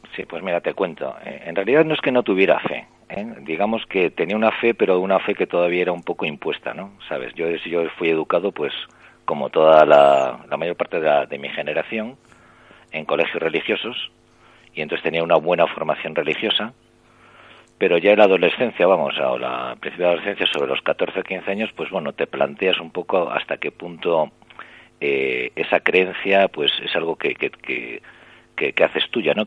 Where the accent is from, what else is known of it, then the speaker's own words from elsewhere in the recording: Santander, Cantabria, Spain; moved away; regresé a, mi, a Santander, yo soy de Santander